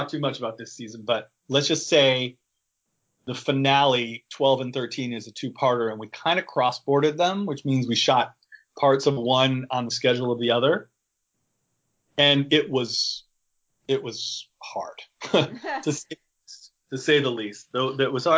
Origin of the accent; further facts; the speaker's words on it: Michigan, United States; moved away as an adult; also born or lived in Wisconsin; I'm from Michigan. I went to Wisconsin. So like I had my share of cold weather, but I've lived out here for like 20 years